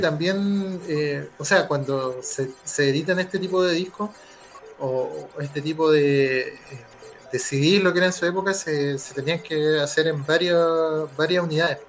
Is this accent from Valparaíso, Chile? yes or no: yes; Valparaíso, Chile; moved away as an adult; now in Viña del Mar, Chile; somos de Valparaíso